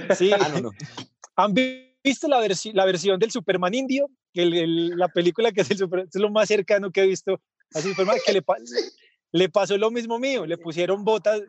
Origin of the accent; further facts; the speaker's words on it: Medellín, Antioquia, Colombia; los que somos de Medellín y conocemos la Feria de las Flores